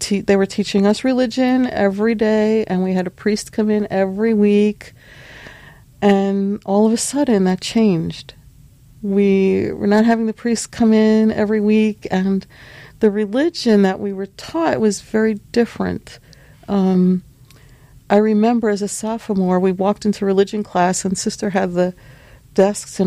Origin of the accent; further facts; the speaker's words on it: New York City, New York, United States; I'm from Brooklyn. I love Brooklyn